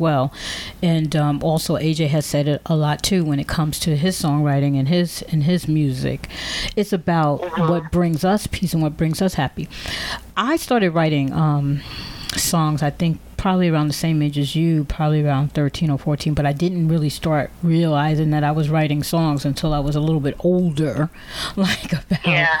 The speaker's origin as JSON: {"language": "English", "town": "Teaneck", "region": "New Jersey", "country": "United States", "tie": "born or raised there", "said": "I grew up in Teaneck, New Jersey"}